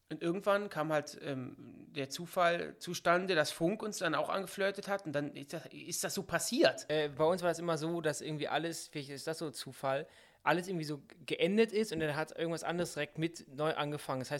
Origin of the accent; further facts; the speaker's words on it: North Rhine-Westphalia, Germany; Karneval heißt es bei uns in Nordrhein-Westfalen.